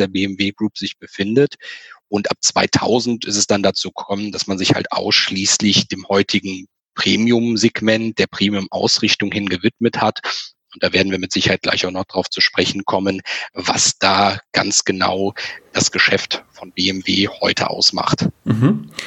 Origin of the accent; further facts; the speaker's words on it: Germany; bei uns in Deutschland